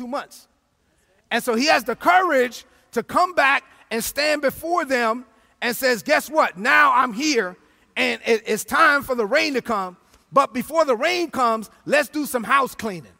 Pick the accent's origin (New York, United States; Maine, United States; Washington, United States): New York, United States; New York City; I'm from Brooklyn, because I'm from Brooklyn.